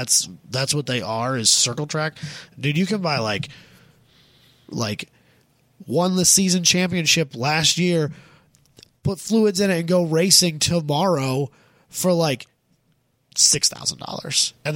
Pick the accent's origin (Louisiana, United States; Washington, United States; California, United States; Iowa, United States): Iowa, United States; near Primghar; born or raised there; also born or lived in Kansas